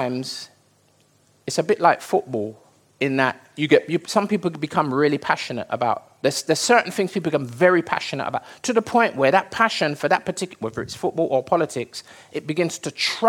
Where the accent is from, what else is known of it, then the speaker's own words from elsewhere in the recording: United Kingdom; I was born here, I'm British